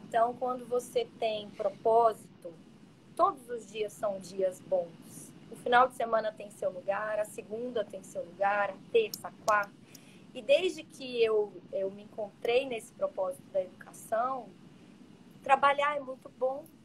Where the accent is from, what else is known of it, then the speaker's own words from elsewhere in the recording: Minas Gerais, Brazil; now in Santa Catarina, Brazil; eu me sinto super bem acolhida aqui no sul, sou mineira